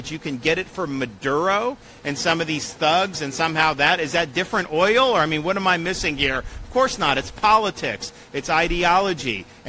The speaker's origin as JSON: {"language": "English", "region": "Florida", "country": "United States", "tie": "born or raised there", "said": "I was born and raised in Florida."}